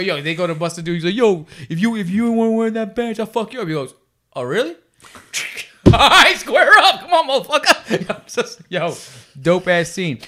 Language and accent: English; New York City, New York, United States; I grew up in Brooklyn, New York